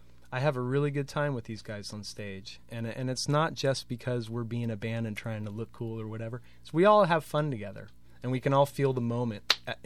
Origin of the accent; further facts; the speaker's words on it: Larkspur, California, United States; I grew up in Larkspur.